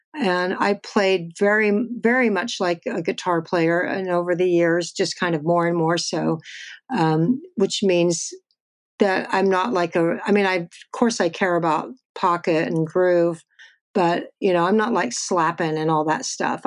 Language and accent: English; Texas, United States; I'm from Texas